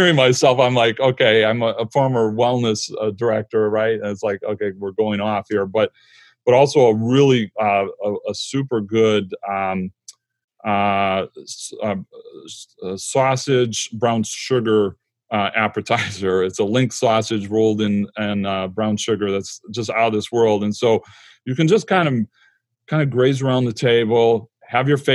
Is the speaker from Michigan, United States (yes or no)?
yes; Michigan, United States; moved away; I'm from Michigan and we're back in Michigan for the last 10 years.